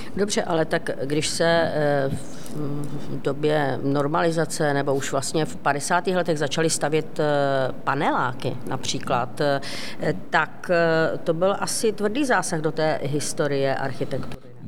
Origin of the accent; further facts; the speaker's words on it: Ostrava, Moravian-Silesian Region, Czechia; Ostrava Poruba, odkud pocházím.